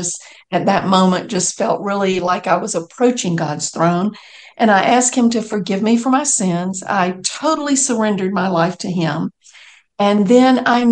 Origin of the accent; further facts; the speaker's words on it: Macon, Georgia, United States; I grew up in Macon, Georgia